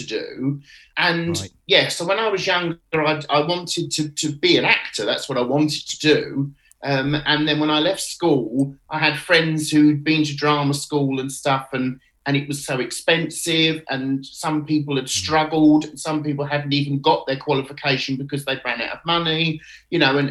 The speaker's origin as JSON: {"language": "English", "town": "Canterbury", "region": "South East England", "country": "United Kingdom", "tie": "born or raised there", "moved": "yes", "said": "I'm from Canterbury in Kent originally, and obviously as a child I used to be taken to the Marlowe Theatre to see the panto"}